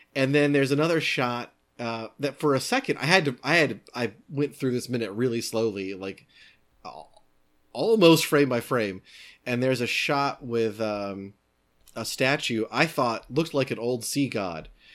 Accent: United States; I'm an American.

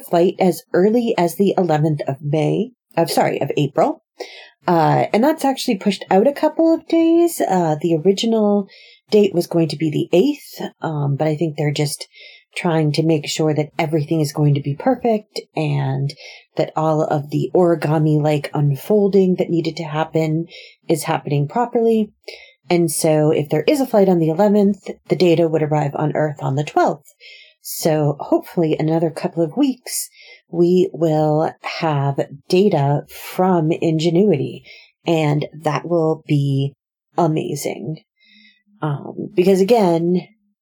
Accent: United States; accent: American; my terrible American accent

